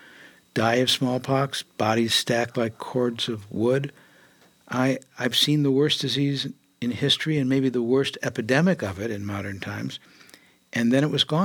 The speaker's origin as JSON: {"language": "English", "town": "Detroit", "region": "Michigan", "country": "United States", "tie": "born or raised there", "also_born_or_lived": "San Francisco", "moved": "as an adult", "said": "I was born in Detroit, Michigan. I lived in Michigan for a long time"}